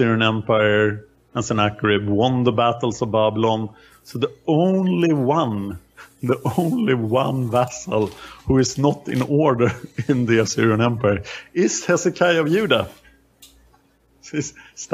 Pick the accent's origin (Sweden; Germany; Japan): Sweden; I am from Sweden